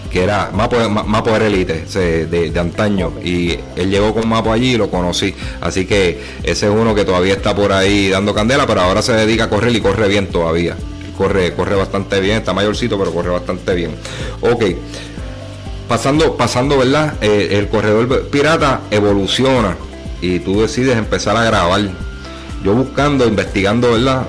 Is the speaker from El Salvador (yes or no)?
no; Humacao, Puerto Rico; en mi pueblo, en mi pueblo natal, macau